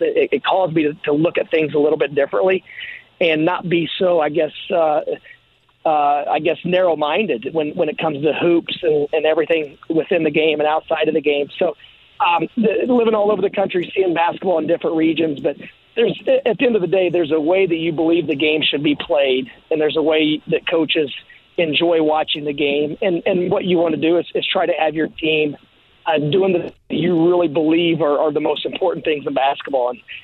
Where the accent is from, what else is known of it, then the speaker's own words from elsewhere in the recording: Terre Haute, Indiana, United States; I was born in Terre Haute